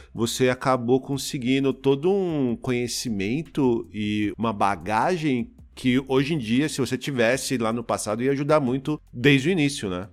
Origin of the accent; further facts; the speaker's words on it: Osasco, São Paulo, Brazil; eu falo que eu sou de São Paulo, mas na verdade eu sou da Grande São Paulo, né? Eu, eu sou de Osasco